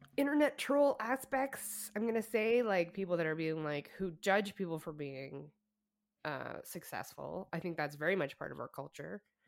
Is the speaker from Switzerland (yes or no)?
no; Alberta, Canada; we're from Alberta